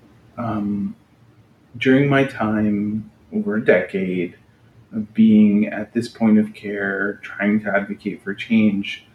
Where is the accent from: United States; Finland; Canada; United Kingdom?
Canada; moved away; I'm a Canadian. I'm not living in Canada right now